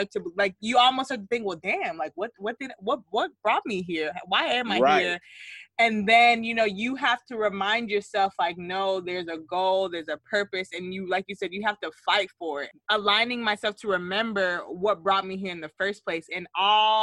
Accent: United States; growing up in the States

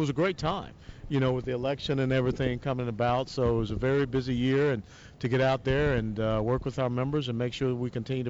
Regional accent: Atlanta, Georgia, United States; my hometown of Atlanta, Georgia.

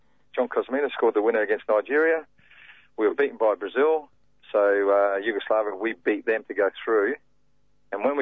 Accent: Australia; being the Australian

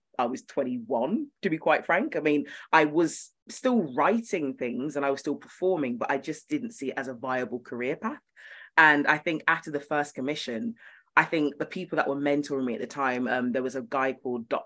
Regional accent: Birmingham, West Midlands, United Kingdom; I'm from Birmingham.

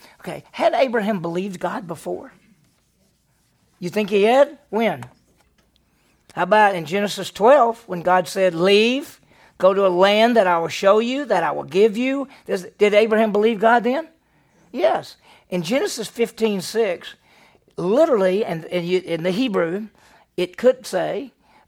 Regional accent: Meridian, Mississippi, United States; I grew up in Meridian, Mississippi, and it's a city

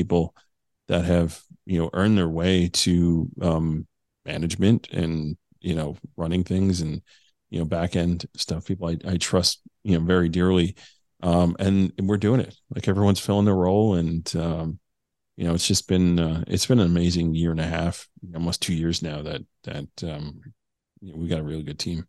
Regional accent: New Jersey, United States; I'm a kid from New Jersey who never even served in law enforcement

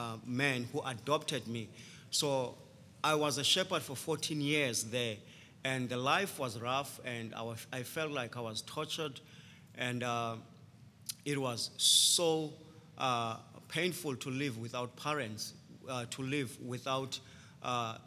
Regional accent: Transkei, Eastern Cape, South Africa; also born or lived in Port Elizabeth, South Africa; I grew up in Transkei

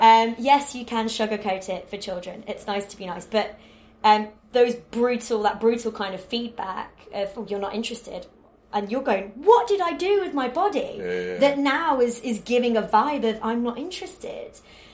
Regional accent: Warrington, North West England, United Kingdom; But, yeah, I'm from Warrington, which is in between Liverpool and Manchester. And the Northern way of love, which is a bit Billy Elliot, is, if I like you, I will take the pee out of you so hard

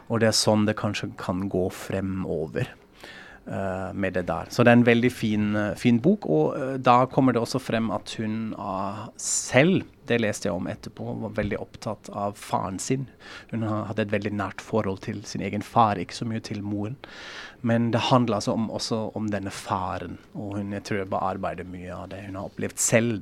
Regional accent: Frankfurt, Hesse, Germany; Norwegian is a second language; now in Norway; Jeg er jo fra Frankfurt

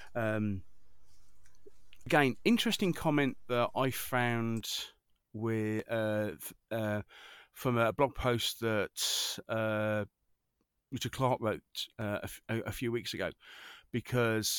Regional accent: United Kingdom; I'm a Brit, not an American

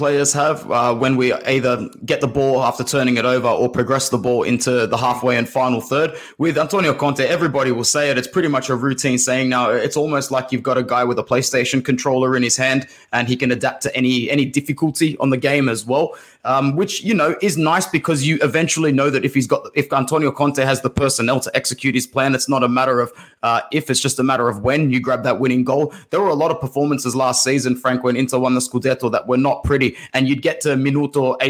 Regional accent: Sydney, New South Wales, Australia; I'm from Sydney, Australia.

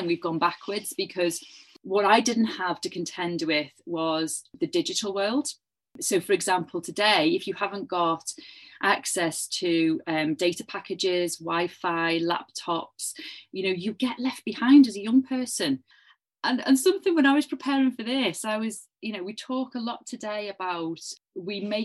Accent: Liverpool, North West England, United Kingdom; I was growing up in Liverpool in the 1980s

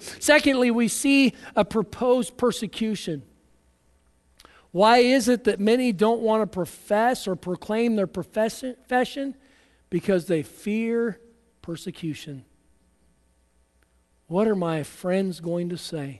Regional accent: United States; as American Christians

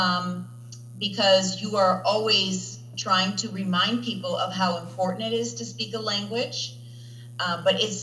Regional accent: suburbs of Milwaukee, Wisconsin, United States; also born or lived in Aix-en-Provence, France; now in Indiana, United States; I am originally from Wisconsin, from the suburbs of Milwaukee.

